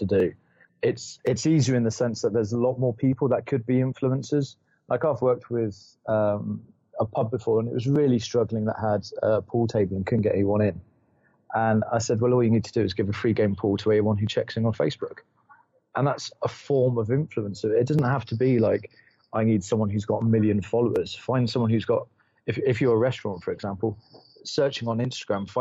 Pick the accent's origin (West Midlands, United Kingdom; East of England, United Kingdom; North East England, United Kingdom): East of England, United Kingdom; Norfolk; moved away as an adult; also born or lived in Yorkshire Dales / Herefordshire; now in Jávea, Spain; born and bred in Norfolk